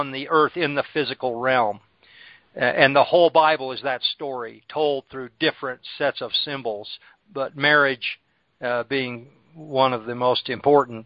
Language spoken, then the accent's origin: English; United States; growing up in Churches of Christ in America